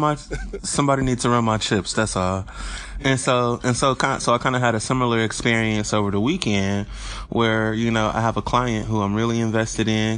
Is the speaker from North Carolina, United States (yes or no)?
no; Detroit, Michigan, United States; I grew up in Corktown. So that's one of my favorite neighborhoods over there, right in the Michigan and Trumbull area